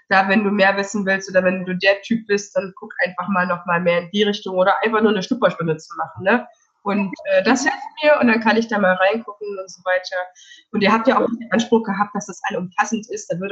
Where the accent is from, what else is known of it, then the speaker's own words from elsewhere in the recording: Denmark; Und ich komme aus Dänemark und ich wollte denn dänische Tänze noch